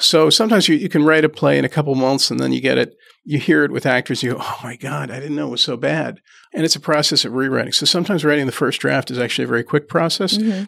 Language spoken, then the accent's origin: English; Trenton, New Jersey, United States; I grew up in Trenton, New Jersey.